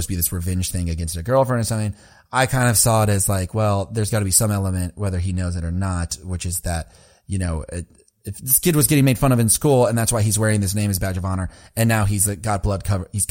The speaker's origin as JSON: {"language": "English", "town": "Lubbock", "region": "Texas", "country": "United States", "tie": "born or raised there", "said": "I was born in Lubbock"}